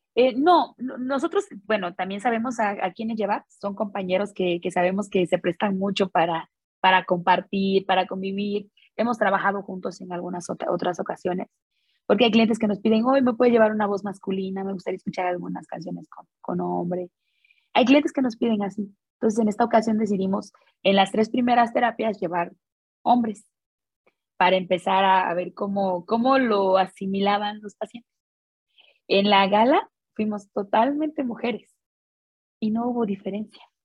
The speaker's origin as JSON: {"language": "Spanish", "country": "Mexico", "said": "como mexicano"}